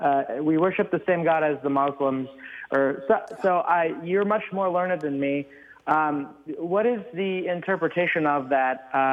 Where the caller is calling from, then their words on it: New Braunfels, Texas, United States; I am calling from South Central Texas, the hill country of Texas.